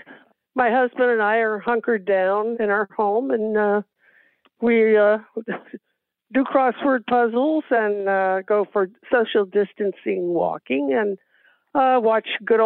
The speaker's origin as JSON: {"language": "English", "town": "Los Angeles", "region": "California", "country": "United States", "tie": "born or raised there", "also_born_or_lived": "Texas", "said": "I was born in Texas and then my grandmother and I came out to California when I was 7. And we lived in an apartment building a block north of Hollywood Boulevard"}